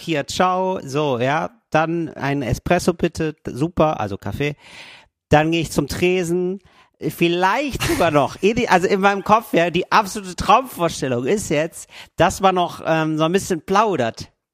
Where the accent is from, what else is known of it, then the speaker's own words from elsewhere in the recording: Germany; moved away as an adult; now in Italy; Als Deutscher aufzufallen